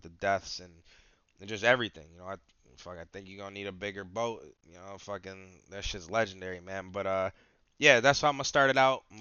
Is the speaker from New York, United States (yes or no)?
yes; New York, United States; I'm from New York